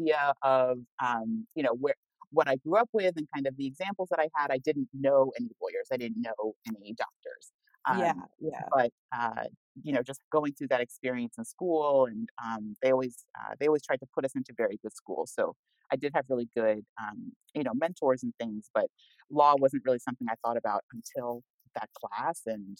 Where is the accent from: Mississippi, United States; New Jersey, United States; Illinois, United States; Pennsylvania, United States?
New Jersey, United States; also born or lived in California; I'm originally from New Jersey, but my family had been living in California when we were in high school.